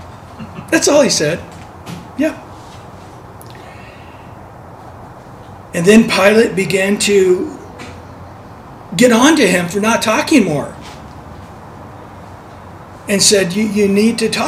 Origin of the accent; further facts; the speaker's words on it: San Diego, California, United States; I'm from San Diego, the land of the Chargers.